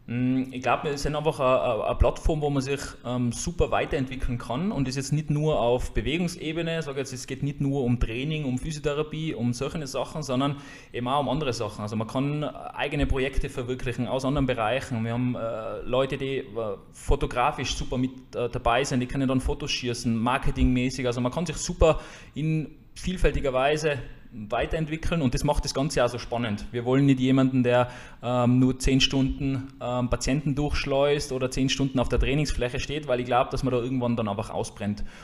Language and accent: German; Jenbach, Tyrol, Austria; now in Hatting, Austria; Wo komme ich her? Ich komme äh, aus Jenbach, also eigentlich aus dem Unterland, wohne mittlerweile in Hatting, also in der Gegenrichtung.